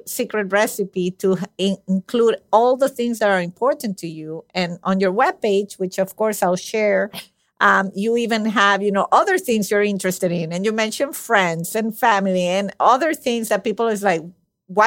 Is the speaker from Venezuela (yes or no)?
yes; Venezuela; my country, I'm from Venezuela.